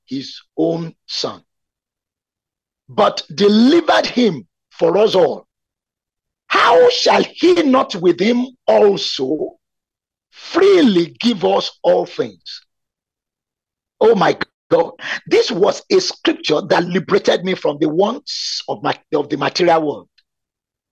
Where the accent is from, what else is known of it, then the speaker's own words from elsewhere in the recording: Nigeria; also born or lived in Abeokuta, Nigeria; I was expected by Chivning to be within my home country for 2 years